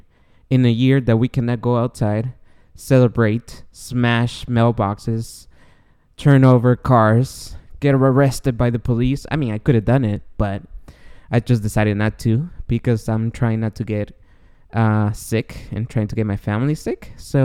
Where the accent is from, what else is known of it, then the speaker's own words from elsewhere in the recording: Guatemala; now in United States; I don't know if you guys know, but I'm an immigrant. I came from Guatemala in 1999, and it took me 17 long years to become a citizen of the United States.